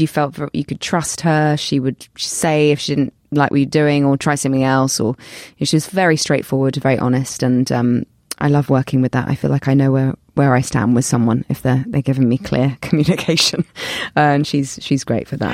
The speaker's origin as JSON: {"language": "English", "region": "London", "country": "United Kingdom", "accent": "British", "said": "people kind of know me as a British actor 'cause of my accent and 'cause I'm from London"}